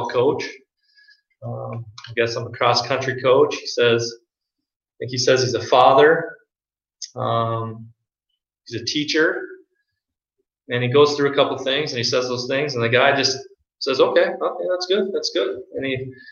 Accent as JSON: {"language": "English", "region": "South Dakota", "country": "United States", "moved": "yes", "lives_now": "Minnesota, United States", "said": "I claim to be a South Dakotan that lives in Minnesota, so I claim South Dakota."}